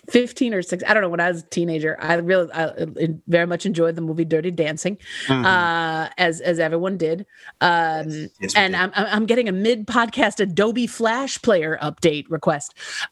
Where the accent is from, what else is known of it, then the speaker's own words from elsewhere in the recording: Buffalo, New York, United States; I'm from Buffalo.